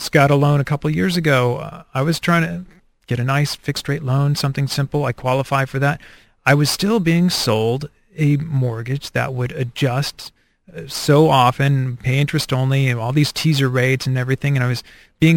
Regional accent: United States; as an American

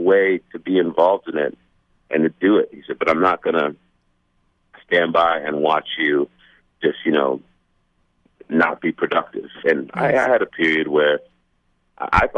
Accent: New York City, New York, United States; also born or lived in Manhattan, New York / New England; I grew up in Staten Island.

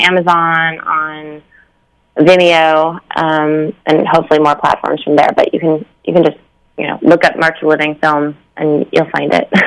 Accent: United States; as an American director

